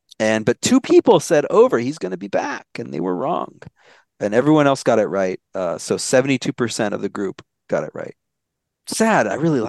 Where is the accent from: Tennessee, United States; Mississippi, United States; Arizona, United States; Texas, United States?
Arizona, United States; Maricopa County; moved away; I'm from Maricopa County.